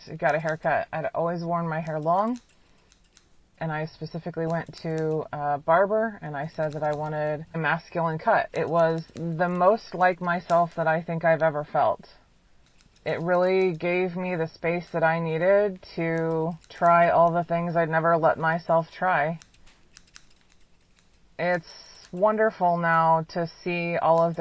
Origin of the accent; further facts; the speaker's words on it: Kansas City, Missouri, United States; I'm 34 years old. I'm from Kansas City, Missouri, USA